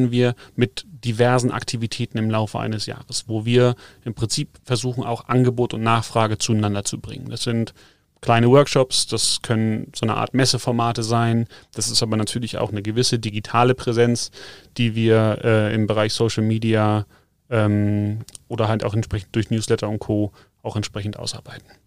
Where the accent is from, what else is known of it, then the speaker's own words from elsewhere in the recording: North Germany, Germany; now in South Germany; Wie gesagt, ich komme zwar aus dem Norden, aber eigentlich habe ich immer mehr Bezug zu den Bergen als zum Wasser gehabt. Und insofern war es nicht verwunderlich, dass ich mich hier unten im Süden mal, mal niederlasse.